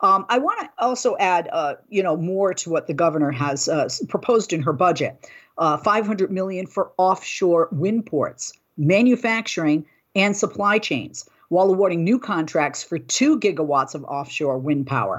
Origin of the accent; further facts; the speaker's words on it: Boston, Massachusetts, United States; I come from Boston